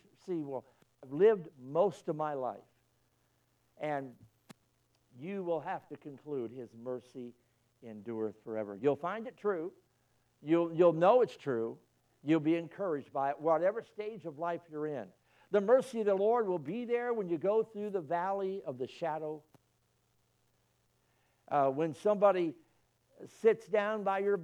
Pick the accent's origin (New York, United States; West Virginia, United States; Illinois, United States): Illinois, United States; moved away; I was born in Illinois